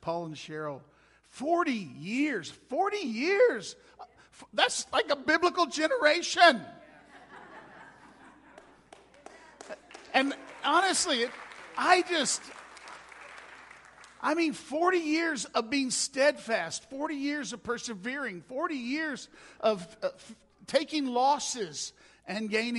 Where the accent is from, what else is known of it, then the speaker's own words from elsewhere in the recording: Mississippi, United States; moved away as an adult; now in New Mexico, United States; I'm not from around here. My wife Gail and I, we hail originally from Mississippi